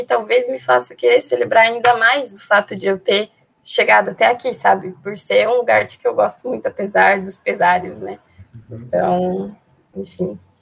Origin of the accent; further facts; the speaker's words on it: Palmitos, Santa Catarina, Brazil; also born or lived in Greece; Eu tenho 18 anos e sou de Palmites, Santa Catarina.